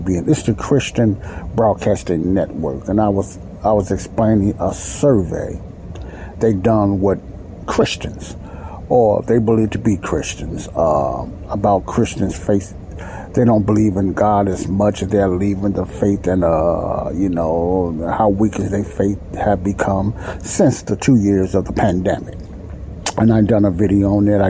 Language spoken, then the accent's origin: English; Chicago, Illinois, United States; I live in Chicago now. I'm also from Chicago, and I live in Chicago right now